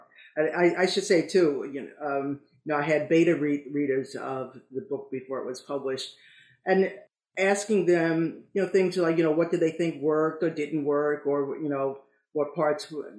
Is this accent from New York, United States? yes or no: yes; New York City, New York, United States; moved away as an adult; also born or lived in Hamamatsu, Japan; now in Japan; We're both born and grew up in New York City